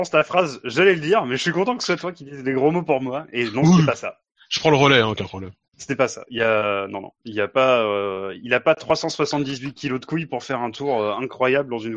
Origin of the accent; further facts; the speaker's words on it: France; nous sommes français!